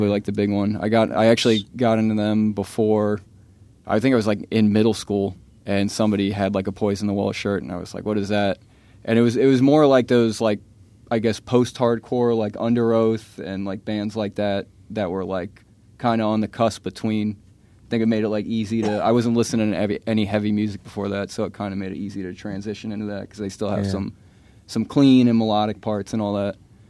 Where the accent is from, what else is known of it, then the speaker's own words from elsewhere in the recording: New York, United States; now in Stuart, United States; I'm originally from New York, but I moved down here to Stuart, Florida